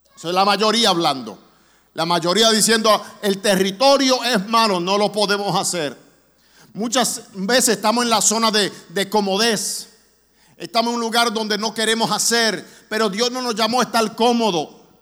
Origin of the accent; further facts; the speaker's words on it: New York City, New York, United States; also born or lived in Orlando, Florida; now in Springfield, Missouri, United States; yo me crié en la iglesia en Brooklyn